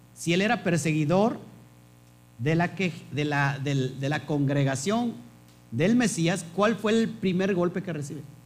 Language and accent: Spanish; Mexico; Yo nací en México